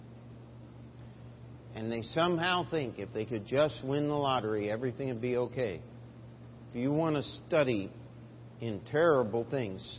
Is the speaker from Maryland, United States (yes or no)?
yes; Baltimore, Maryland, United States; moved away; also born or lived in Springfield, Missouri; I was born in Baltimore, Maryland, East Coast